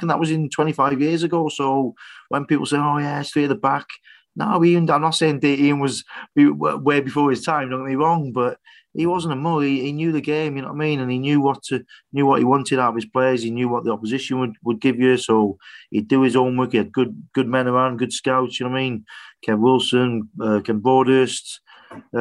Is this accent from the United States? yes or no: no; Wrexham, Wales, United Kingdom; a Welshman and a North Walian as well from Wrexham